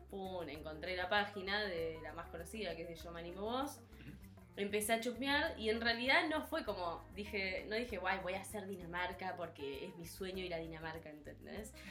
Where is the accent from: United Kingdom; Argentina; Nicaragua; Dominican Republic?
Argentina; Bahía Blanca, Buenos Aires Province; moved away as an adult; soy de la ciudad de Bahía Blanca, que queda bien, queda al sur de la provincia de Buenos Aires